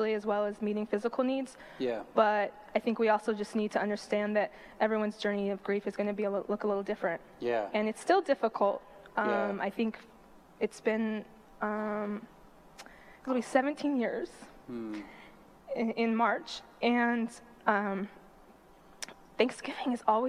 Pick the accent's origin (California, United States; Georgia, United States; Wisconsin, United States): California, United States; Los Angeles; I grew up in Northridge